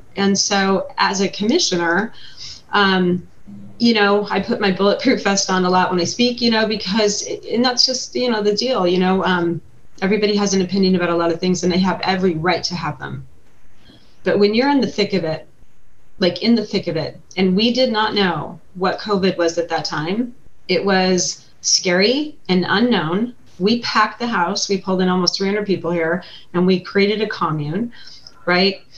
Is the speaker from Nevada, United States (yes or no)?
yes; Carson City, Nevada, United States; also born or lived in Elko, Nevada; I was born in Elko and raised in Carson City, so you know I'm from here